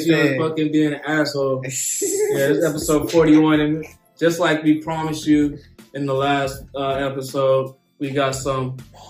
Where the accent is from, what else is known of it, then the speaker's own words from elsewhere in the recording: Arizona, United States; growing up in Arizona, I'm already percentage. Like, I'm already part Mexican.